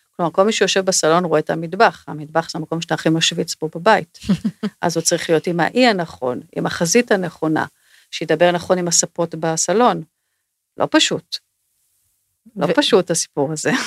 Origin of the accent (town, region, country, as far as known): Israel